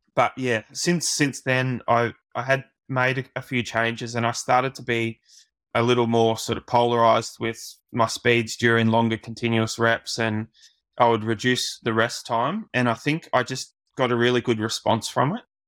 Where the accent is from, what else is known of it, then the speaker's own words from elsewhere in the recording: Australia; as an Aussie